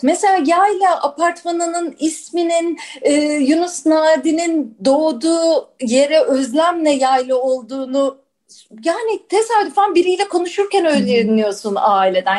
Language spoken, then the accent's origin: Turkish; Istanbul, Turkey; 3-4 kuşak İstanbullu olmak, Bakırköylü olmak, onun tarihini araştırmak, alem de öyledir mesela benim. Ya şurada doğduk, şurada büyüdük